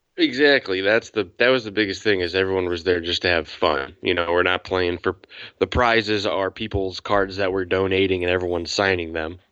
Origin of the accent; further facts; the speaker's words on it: 45 minutes southwest of Chicago, Illinois, United States; I grew up about 45 minutes southwest of the city